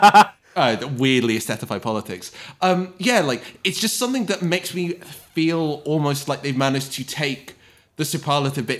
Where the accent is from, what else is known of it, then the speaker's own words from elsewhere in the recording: United Kingdom; as a British person